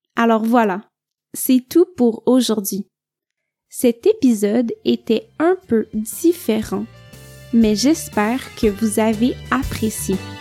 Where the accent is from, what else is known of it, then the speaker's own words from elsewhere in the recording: Quebec, Canada; je viens du Québec